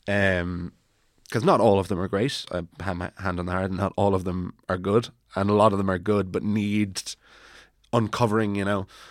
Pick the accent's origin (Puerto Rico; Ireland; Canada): Ireland; Wicklow, Leinster; also born or lived in Bray; now in Dublin, Ireland; Wicklow town